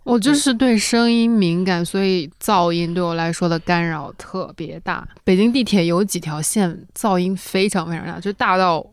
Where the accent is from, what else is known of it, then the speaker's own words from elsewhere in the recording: Northeast China, China; accent: Northeastern Mandarin; 我们东北话